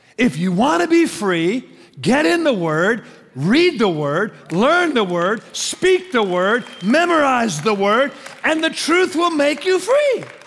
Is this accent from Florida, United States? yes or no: no; Tacoma, Washington, United States; growing up in Tacoma